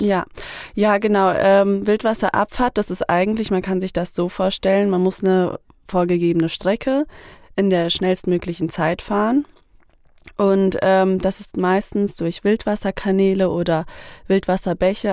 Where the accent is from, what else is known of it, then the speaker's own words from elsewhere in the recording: Fulda, Hesse, Germany; Ich komme aus Fulda